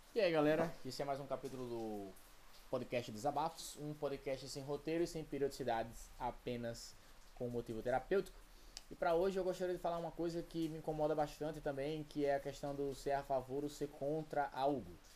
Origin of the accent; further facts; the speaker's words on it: Brazil; eu sou brasileiro, moro no Brasil